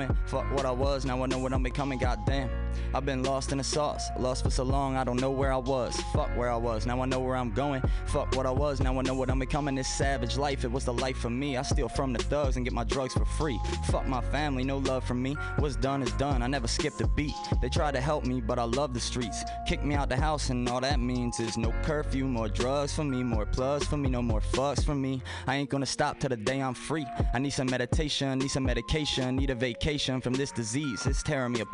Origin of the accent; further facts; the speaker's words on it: Baltimore, Maryland, United States; moved away; I was from Baltimore